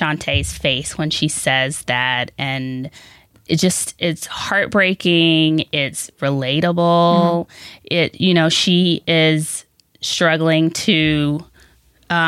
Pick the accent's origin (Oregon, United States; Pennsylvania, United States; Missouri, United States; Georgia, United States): Georgia, United States; Augusta; moved away as an adult; also born or lived in Washington, D.C.; I grew up in Augusta, Georgia